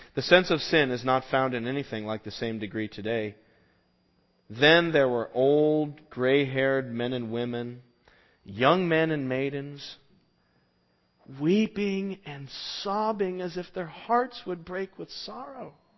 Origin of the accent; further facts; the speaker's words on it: Southwest, United States; we grew up in the Southwest